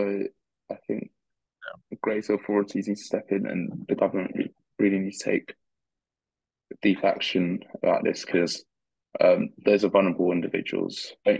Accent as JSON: {"language": "English", "country": "Australia", "said": "We're from Australia, and I'm an idiot."}